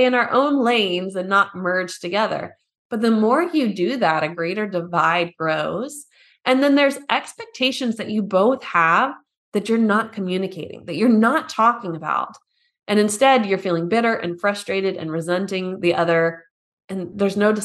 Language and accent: English; United States; now in Germany